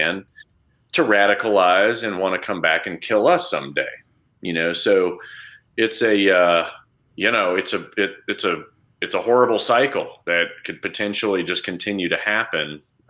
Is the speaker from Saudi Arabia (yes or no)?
yes; Saudi Arabia; how I grew up in Saudi, looking at the Saudis, hating them because of how they would treat us or treat my dad or whatever.